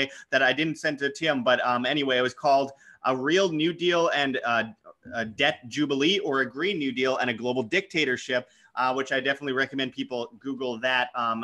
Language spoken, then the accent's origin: English; Winnipeg, Manitoba, Canada; my hometown, Winnipeg, Canada